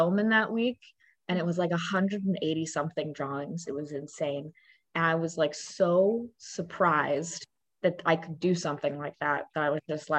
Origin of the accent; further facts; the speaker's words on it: Raleigh, North Carolina, United States; also born or lived in Brooklyn, New York; So I grew up in Raleigh, North Carolina